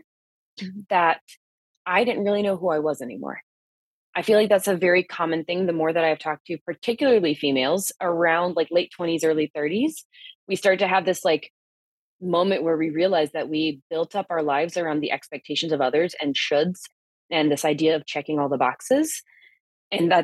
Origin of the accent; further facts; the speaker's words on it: South Carolina, United States; moved away; my medical license went through in my home state of South Carolina